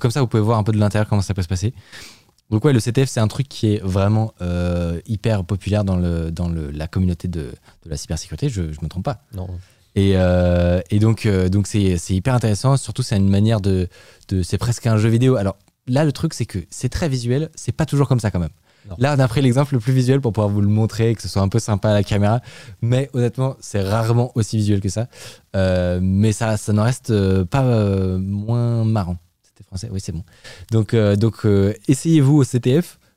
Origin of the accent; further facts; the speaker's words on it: France; Bah, Après, on est français